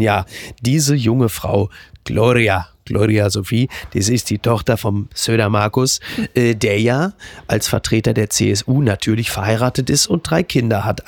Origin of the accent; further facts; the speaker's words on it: Germany; wir als Deutsche